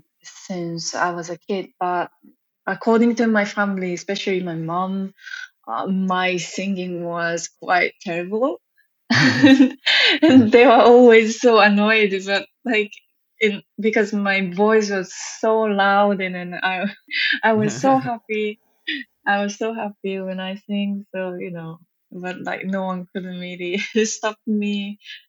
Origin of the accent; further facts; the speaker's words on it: Japan; English is a second language; moved away as an adult; now in London, United Kingdom; I grew up in Japan